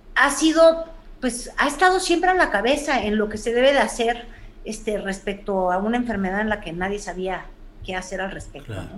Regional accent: Mexico City, Mexico; como chilanga que soy

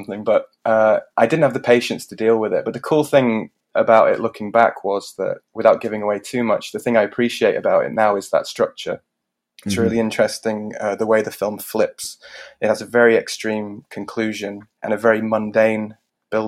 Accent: Richmond, Yorkshire and the Humber, United Kingdom; moved away as an adult; also born or lived in Leeds; now in South Korea; I'm originally from Richmond, North Yorkshire, in England

